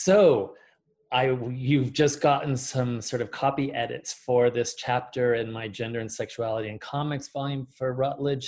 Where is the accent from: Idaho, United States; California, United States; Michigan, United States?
California, United States; Central Valley; also born or lived in Mexico; when we moved from Mexico, I was about 5 years old, and the corner store where we lived in the Central Valley, North Central Valley in California